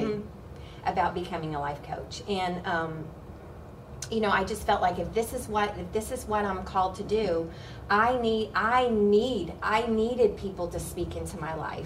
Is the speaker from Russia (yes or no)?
no; Oklahoma, United States; I grew up in Oklahoma and I was around cows and horses